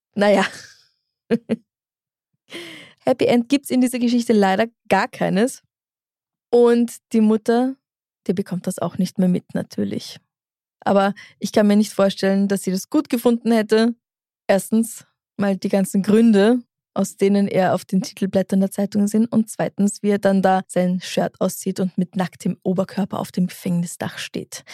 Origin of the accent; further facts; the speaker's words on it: Austria; dass ich aus Österreich bin